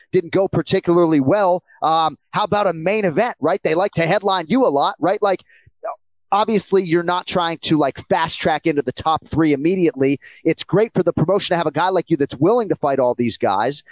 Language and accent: English; Northeast, United States; I grew up in in the Northeast